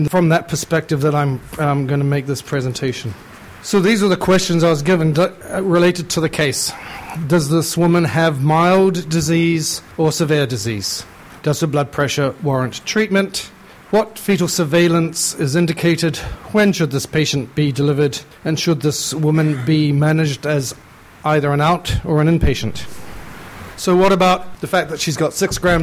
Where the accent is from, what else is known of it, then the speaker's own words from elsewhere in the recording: New Zealand; moved away as an adult; also born or lived in United Kingdom; now in Canada; I'm originally a Kiwi and I spent most of my time training in the UK, so I don't really know where I'm from anymore.